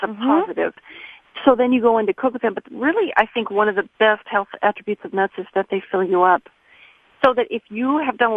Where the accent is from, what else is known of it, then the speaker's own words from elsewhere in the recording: Pacific Northwest, United States; now in France; I hail from the Pacific Northwest, both Oregon and Washington